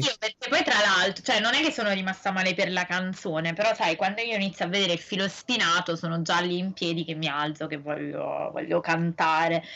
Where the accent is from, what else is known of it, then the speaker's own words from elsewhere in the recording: Italy; siamo italiani